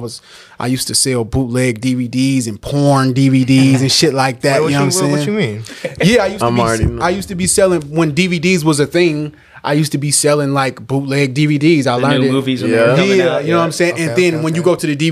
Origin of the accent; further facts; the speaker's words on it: San Francisco, California, United States; also born or lived in Antioch, California; I'm from San Francisco, California, born and raised by way of Antioch, California